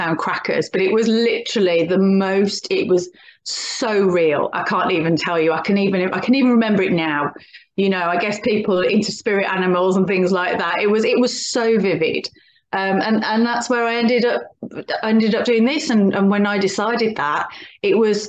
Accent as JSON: {"language": "English", "town": "Birmingham", "region": "West Midlands", "country": "United Kingdom", "moved": "yes", "lives_now": "Oxfordshire, United Kingdom", "said": "I live in Oxfordshire, but I'm originally from Birmingham, which you can probably tell from my accent"}